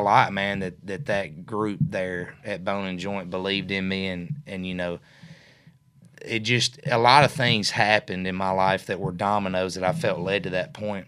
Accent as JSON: {"language": "English", "town": "Mercer", "region": "Tennessee", "country": "United States", "tie": "born or raised there", "said": "I grew up in West Tennessee, obviously, over in a small town called Mercer, Tennessee"}